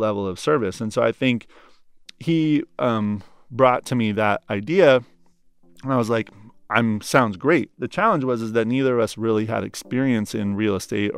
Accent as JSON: {"language": "English", "region": "Oregon", "country": "United States", "moved": "as an adult", "lives_now": "New York, United States", "said": "I'm coming from Oregon."}